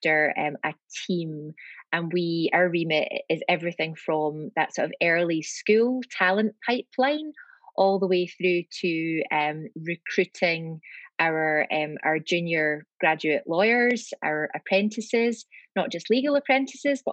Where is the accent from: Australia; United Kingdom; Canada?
United Kingdom; Glasgow, Scotland; accent: Scottish; moved away; it's a Scottish accent. So I'm from Glasgow, and I'm back in Glasgow now.